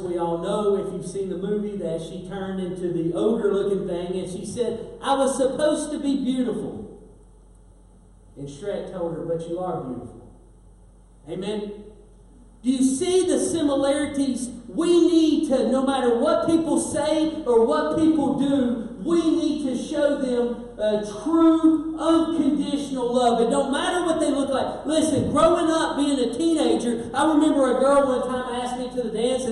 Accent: Kentucky, United States; now in West Virginia, United States; I'm a Kentucky boy living in West Virginia

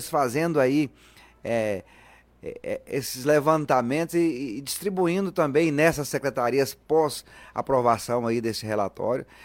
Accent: Luziânia, Goiás, Brazil; Sou natural de Lusiânia.

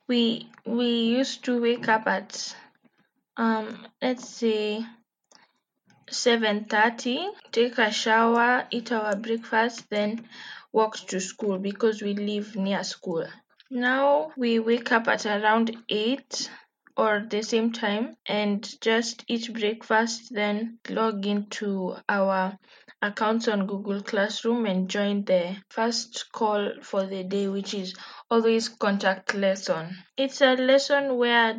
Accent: Kenya; I'm from Kenya

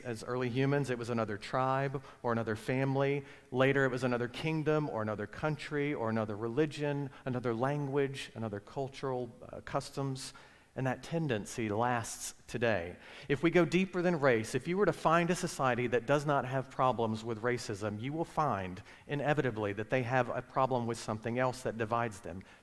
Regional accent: Alabama, United States; moved away; also born or lived in Virginia; I grew up in Alabama

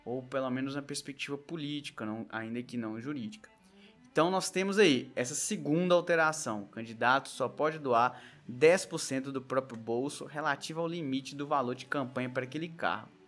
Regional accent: Coronel Fabriciano, Minas Gerais, Brazil; born there; now in Belo Horizonte, Brazil; a cidade onde eu nasci, Coronel Fabriciano, que tem cerca ali de 80 mil eleitores

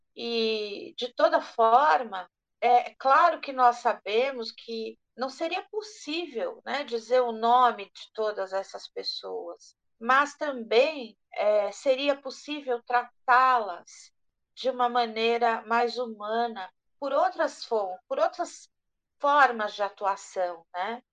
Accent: Brazil; nós, brasileiros todos

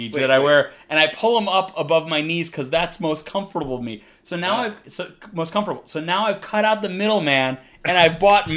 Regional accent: Midwest, United States; I'm from the Midwest, we call them gym shoes.

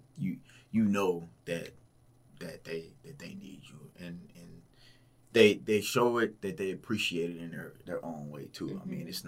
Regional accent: Houston, Texas, United States; now in Portland, United States; I'm from Houston, very diverse area

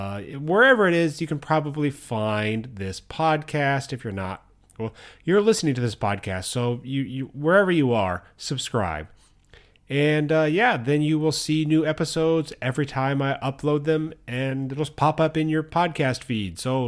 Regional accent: United States; now in Japan; the US, which is, you know, my home country.

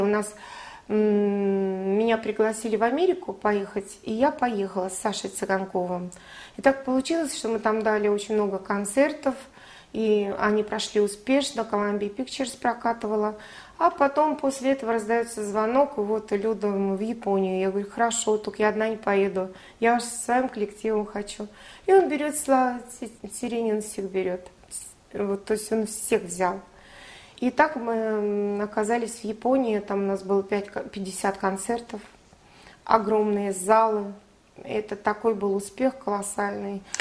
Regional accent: Russia; я, наверное, русская, и это заложено с, э, с молоком матери

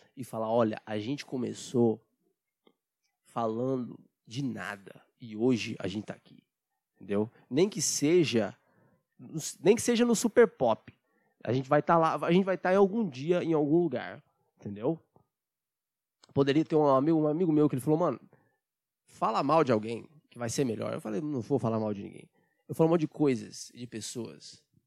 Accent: Brazil; eu, como brasileiro

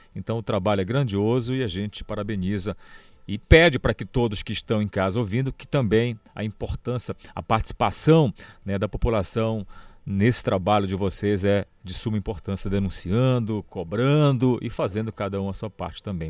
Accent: Pará, Brazil; nós enquanto paraenses

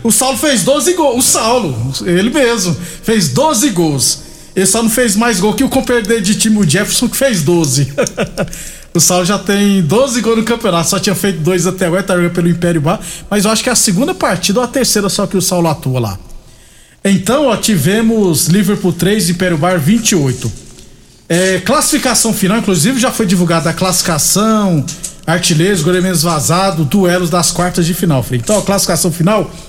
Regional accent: Jucurutu, Rio Grande do Norte, Brazil; now in Rio Verde, Brazil; Eu sou potiguar, sou do Rio Grande do Norte, da cidade de Jucurutu

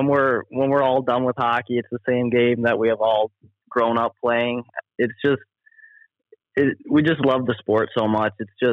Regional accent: Minnesota, United States; Maybe it's because I'm from Minnesota and it gets cold there too

